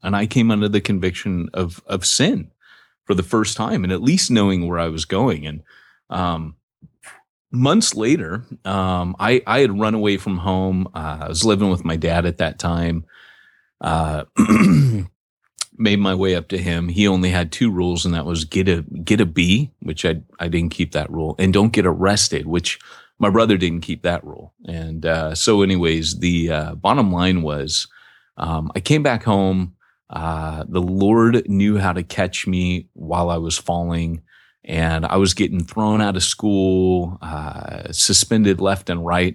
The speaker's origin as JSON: {"language": "English", "town": "Washington", "region": "District of Columbia", "country": "United States", "tie": "born or raised there", "said": "I was born in Washington, D C."}